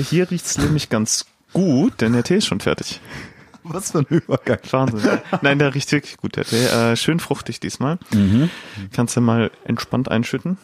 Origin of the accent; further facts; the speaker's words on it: Dortmund, North Rhine-Westphalia, Germany; Ich bin in Dortmund aufgewachsen.